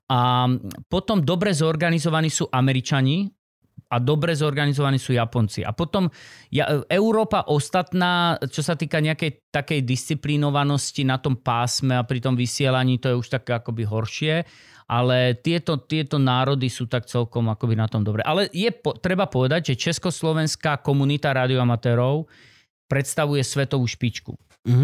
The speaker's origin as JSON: {"language": "Slovak", "region": "central Slovakia", "country": "Slovakia", "said": "OM znamená, že som Slovak. zo Slovenska, šestka, že som desi zo stredného Slovenska, tam som, ako mám hmm, trvalý pobyt, alebo začínal."}